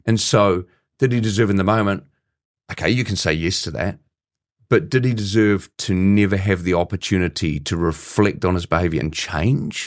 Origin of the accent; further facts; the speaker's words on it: New Zealand; as a Kiwi